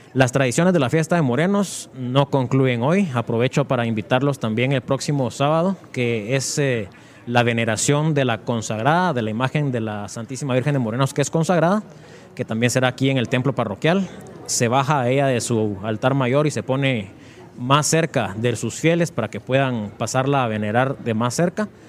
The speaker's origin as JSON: {"language": "Spanish", "town": "Mixco", "region": "Guatemala Department", "country": "Guatemala", "tie": "born or raised there", "said": "es el lugar donde nací, donde nacieron mis antepasados"}